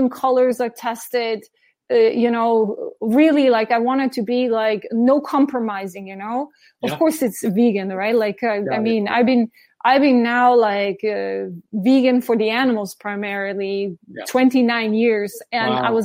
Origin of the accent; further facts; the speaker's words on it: Slovenia; also born or lived in New York City, United States; now in Germany; my hometown in Slovenia